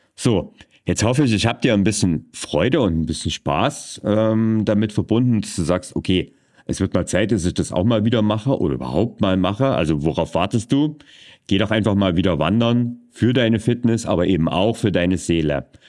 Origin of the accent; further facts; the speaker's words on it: Vogtland, Germany; meine Heimat zum Beispiel, das ist das Vogtland und das angrenzende Erzgebirge